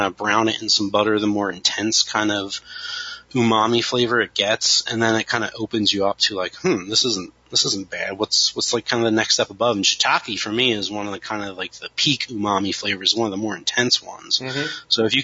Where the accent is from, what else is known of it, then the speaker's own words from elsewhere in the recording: Kennett Square, Pennsylvania, United States; growing up near Kennett Square